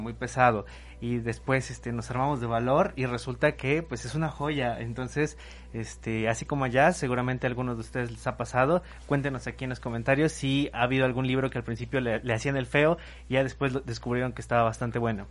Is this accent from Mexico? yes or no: yes; Mexico; nosotros somos de México